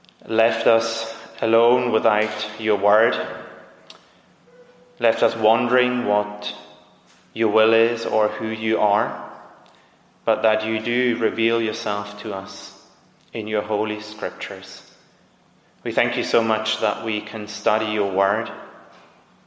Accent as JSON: {"language": "English", "region": "Zurich", "country": "Switzerland", "said": "I'm from Zurich"}